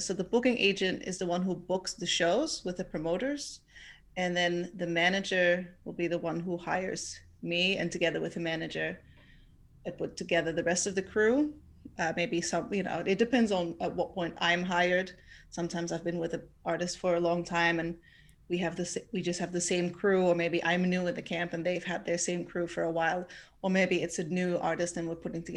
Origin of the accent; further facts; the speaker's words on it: southern Netherlands, Netherlands; now in Amsterdam, Netherlands; I am from the south of the Netherlands, but I live in Amsterdam